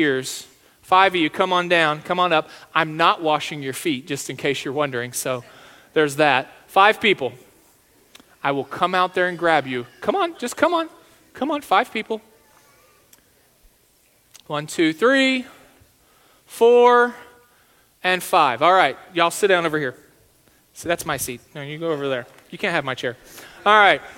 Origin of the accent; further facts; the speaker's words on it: Texas, United States; now in South Dakota, United States; I'm from Texas